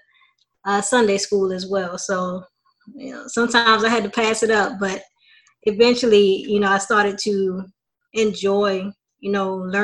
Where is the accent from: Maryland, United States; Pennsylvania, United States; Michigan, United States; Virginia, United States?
Maryland, United States; Baltimore; moved away as an adult; also born or lived in Tallahassee, Florida; being originally from Baltimore, Maryland, I knew nobody in Tallahassee